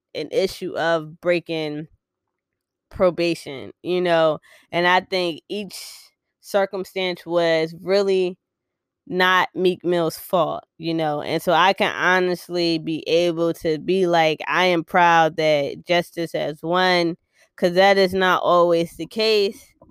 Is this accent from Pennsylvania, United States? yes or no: yes; Philadelphia, Pennsylvania, United States; we are from West Philly, Philly all day, every day out here